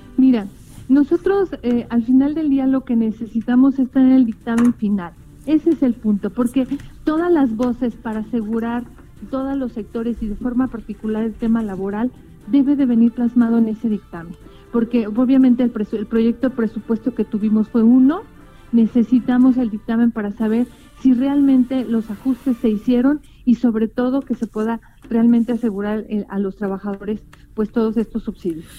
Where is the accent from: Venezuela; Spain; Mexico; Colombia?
Mexico